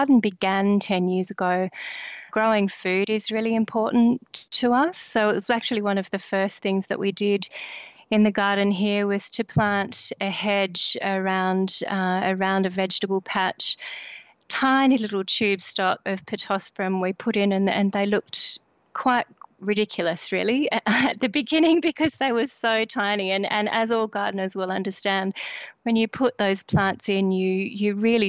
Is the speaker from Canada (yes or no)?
no; Australia; also born or lived in Sydney; We did move to this region when I was a child from Sydney through personal circumstances, really initiated a decision in my family to move to the country, and part of that was really to become immersed in rural life, and so I grew up in this area